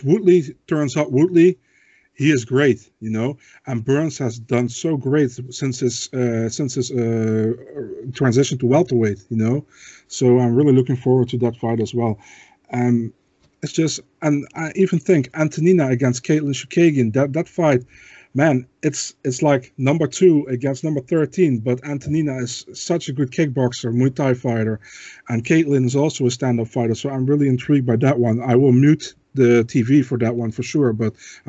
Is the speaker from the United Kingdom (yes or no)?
no; Netherlands; English is a second language; I'm from the Netherlands